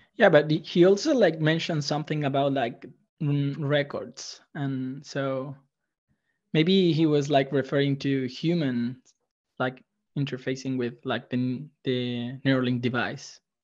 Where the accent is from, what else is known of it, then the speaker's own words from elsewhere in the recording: Chile; I'm from Chile